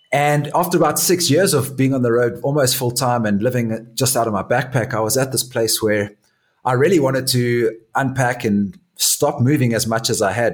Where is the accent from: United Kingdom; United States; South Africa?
South Africa; Johannesburg, Gauteng; moved away as an adult; also born or lived in Durban, South Africa; I was born in Durban in South Africa, and when we were young, our family moved to a place called Johannesburg